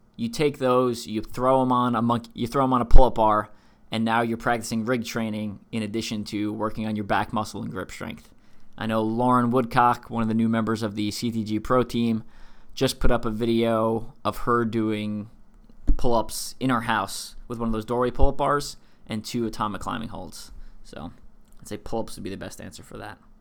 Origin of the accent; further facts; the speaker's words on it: East Coast, United States; I'm from the East Coast